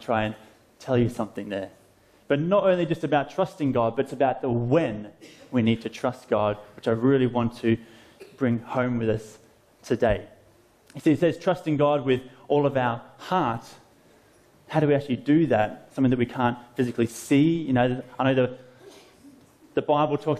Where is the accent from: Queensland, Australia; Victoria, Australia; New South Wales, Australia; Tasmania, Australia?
Victoria, Australia; Phillip Island; my hometown, Phillip Island, about an hour south of Melbourne in Australia